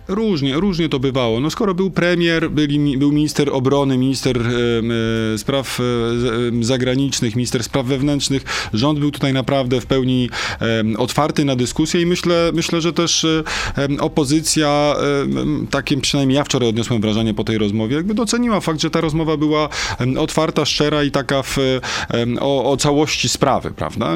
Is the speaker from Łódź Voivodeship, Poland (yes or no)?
yes; Wieluń, Łódź Voivodeship, Poland; moved away; also born or lived in Sieradz; w moich rodzinnych okolicach, czyli w Wieluniu, w Sieradzu, tam skąd pochodzę